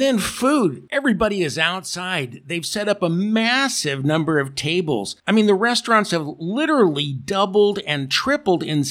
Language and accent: English; California, United States; moved away as an adult; now in Atri, Italy; I was born and raised in California